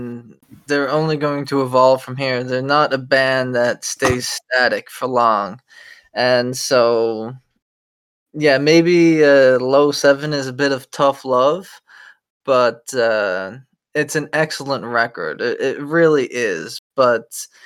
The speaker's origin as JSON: {"language": "English", "country": "Canada", "said": "as Canadians"}